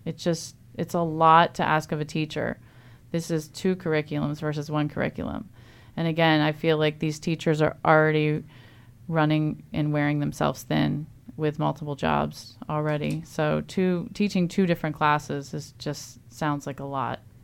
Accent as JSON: {"language": "English", "region": "Eastern Shore of Maryland", "country": "United States", "tie": "born or raised there", "moved": "yes", "lives_now": "Frederick County, Maryland, United States", "said": "I grew up on the Eastern Shore"}